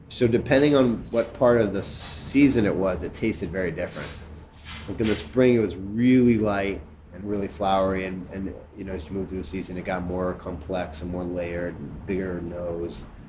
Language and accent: English; Chicago, Illinois, United States; I'm from Chicago, from Hyde Park, where they're from, and so I actually knew them when I was in high school